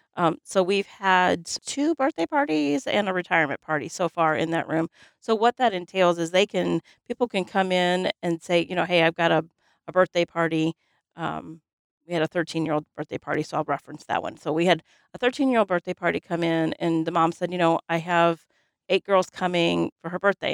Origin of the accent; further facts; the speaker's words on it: Highland, United States; growing up in Highland, um, you know, there was, we had a roller skating rink